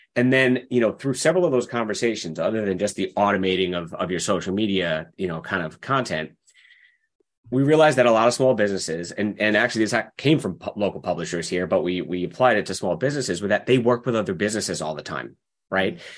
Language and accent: English; Long Island, New York, United States; moved away as an adult; now in Seattle, United States; I grew up in New York on Long Island